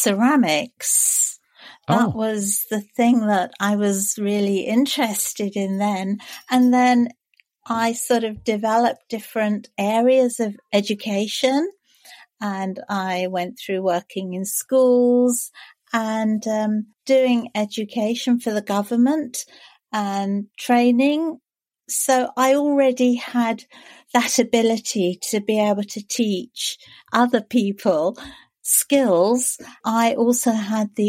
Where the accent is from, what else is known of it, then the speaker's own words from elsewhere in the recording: London, United Kingdom; now in Canterbury, United Kingdom; I am a Londoner. I was born in London, but we live in Canterbury